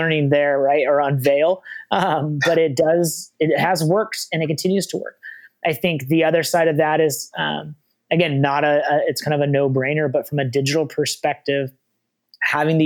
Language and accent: English; the Northwest, Pacific Northwest, United States; as someone from the Northwest